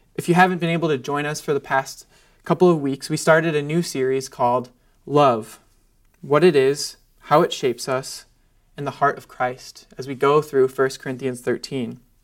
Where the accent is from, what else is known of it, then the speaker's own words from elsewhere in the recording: United States; I'm an American